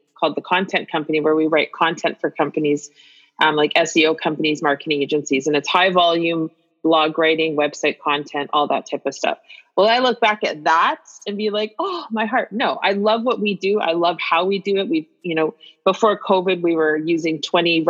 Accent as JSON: {"language": "English", "town": "Winnipeg", "region": "Manitoba", "country": "Canada", "tie": "born or raised there", "said": "I grew up in Winnipeg"}